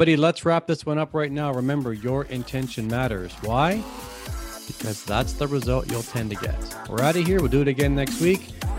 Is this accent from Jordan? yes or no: no; Canada; I'm from Canada, and every once in a while, there's some key words in there that can give it away. So sometimes I'll say out, and that's a pretty dead giveaway that I'm from north of the border.